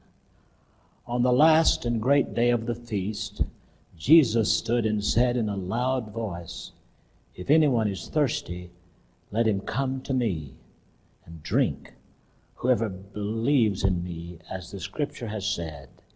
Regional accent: Cordova, Alabama, United States; I grew up in Cordova, Alabama, where nobody said incognito

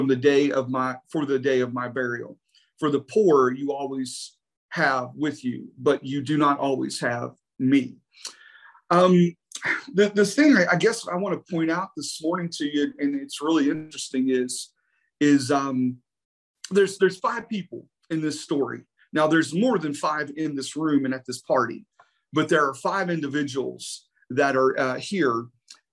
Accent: West Virginia, United States; I'm from West Virginia, so we do have a whole different language from that country

